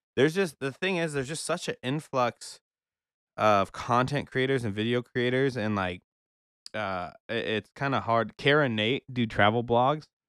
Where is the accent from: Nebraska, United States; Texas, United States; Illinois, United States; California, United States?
Nebraska, United States; Omaha; I know my hometown, Omaha, very well